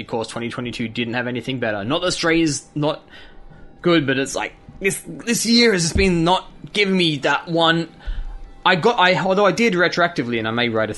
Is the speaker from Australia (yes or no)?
yes; Australia; being Australian